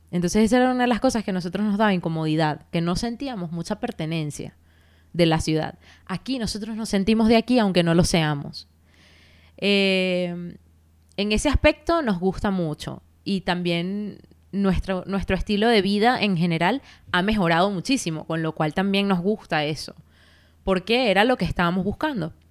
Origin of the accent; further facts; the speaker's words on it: Venezuela; moved away; also born or lived in Barcelona; yo vivía en Barcelona, o sea, es decir, yo llegué de Venezuela a Barcelona. Estuve viviendo ahí dos años y medio.